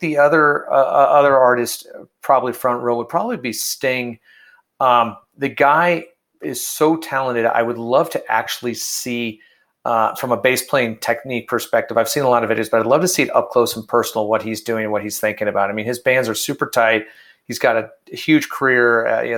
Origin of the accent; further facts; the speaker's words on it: Detroit, Michigan, United States; now in Colorado, United States; I grew up in Detroit.